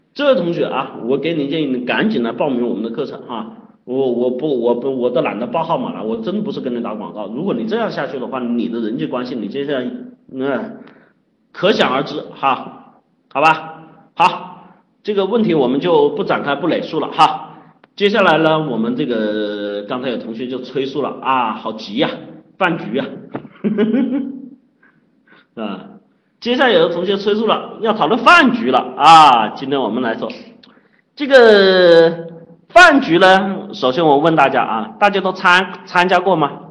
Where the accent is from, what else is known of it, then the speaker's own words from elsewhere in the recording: China; 饭局作为我们生活啊，作为我们中国人啊，特别重要的一个社交场合。